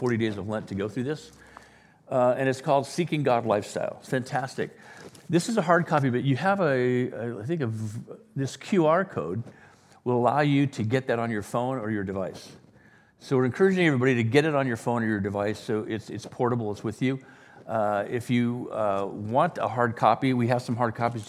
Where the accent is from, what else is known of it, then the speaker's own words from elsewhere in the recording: Wales, United Kingdom; now in La Jolla, United States; I was born in Wales